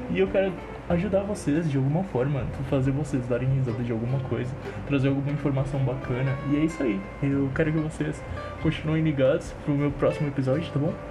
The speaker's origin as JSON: {"language": "Portuguese", "town": "Araraquara", "region": "São Paulo", "country": "Brazil", "said": "eu tenho 23 anos, sou de Araraquara"}